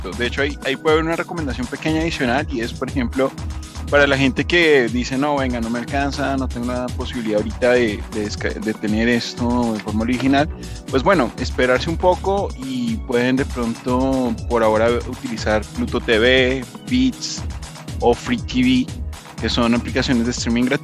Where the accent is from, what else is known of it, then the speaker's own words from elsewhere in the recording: Colombia; espero lo mismo me encantó, o de pronto algo mejor ya pues, siendo colombiana.